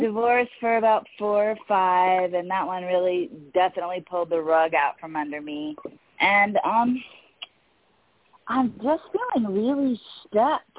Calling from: Atlanta, Georgia, United States; I'm calling from Atlanta, Georgia.

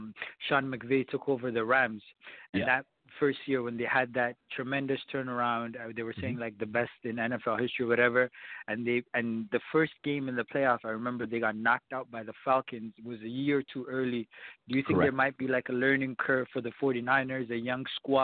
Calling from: Toronto, Ontario, Canada; I'm calling from Toronto, Canada.

